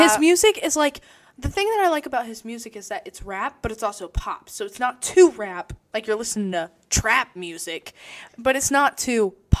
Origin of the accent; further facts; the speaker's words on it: Circleville, Ohio, United States; my hometown, Circleville